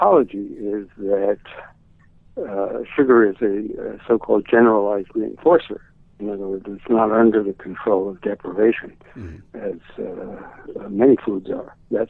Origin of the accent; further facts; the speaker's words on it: New York City, New York, United States; I come from Brooklyn